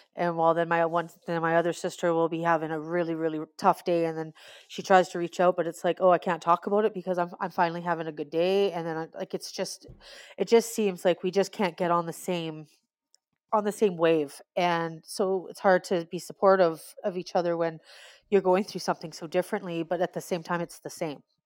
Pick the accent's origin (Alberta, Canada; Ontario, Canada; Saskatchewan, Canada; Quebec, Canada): Alberta, Canada; I am from Alberta, Canada.